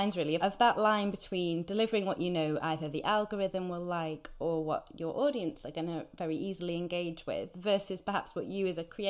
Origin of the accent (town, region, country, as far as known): United Kingdom